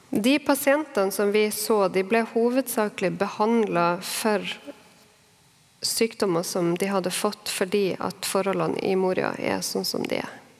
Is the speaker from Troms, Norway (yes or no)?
yes; Harstad, Troms, Norway; nå bor i min hjemby, Harstad